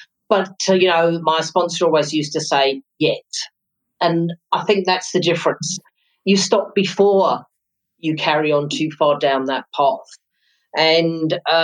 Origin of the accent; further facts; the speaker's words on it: London, United Kingdom; moved away as an adult; now in South Africa; I was born in London, came to South Africa in December 1991.